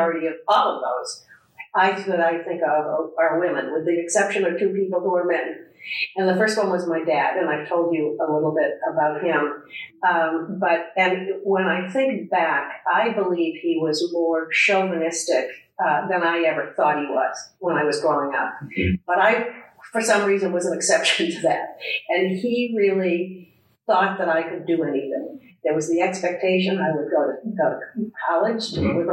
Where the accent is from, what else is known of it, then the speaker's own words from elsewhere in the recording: Milton, Massachusetts, United States; moved away as an adult; now in Omaha, United States; I came from Boston. I grew up in Milton, Massachusetts